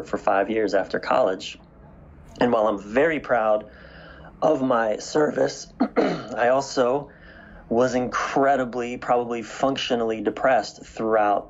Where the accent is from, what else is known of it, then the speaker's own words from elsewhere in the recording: East Coast of the United States, United States; I was raised on the East Coast of the United States